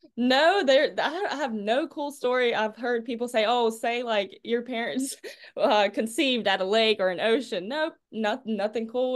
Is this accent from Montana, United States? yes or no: no; Clinton, North Carolina, United States; I'm from Clinton, North Carolina, little Farmville area, 1A school, super small.